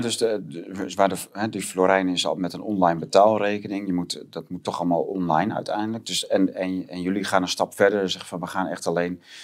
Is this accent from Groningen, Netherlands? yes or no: yes; Groningen, Netherlands; ik ken het begrip als Groninger